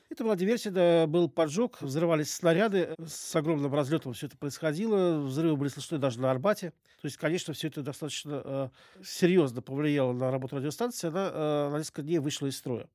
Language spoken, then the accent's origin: Russian; Moscow, Russia; я коренной москвич. Мои предки жили э, в Замоскворечье. Долгие годы э, в детстве я провел в районе вот как раз станции метро «Аэропорт»